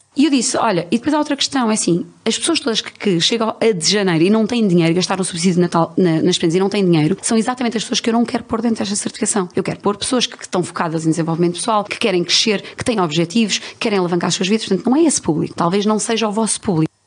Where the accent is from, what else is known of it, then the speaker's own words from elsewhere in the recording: Lisbon, Portugal; eu sou aqui de Lisboa